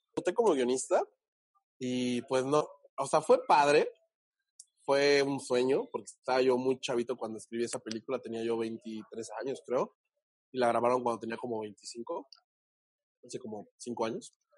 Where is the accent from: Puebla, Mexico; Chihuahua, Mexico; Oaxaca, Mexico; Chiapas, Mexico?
Oaxaca, Mexico; Huatulco; soy de un pueblito de, Oaxaca muy bonito que se llama Huatulco. Vayas de Huatulco, donde la gente suele ir a vacacionar. Es como el, el Cancún perdido. Eh, y bueno, allá en Oaxaca me crié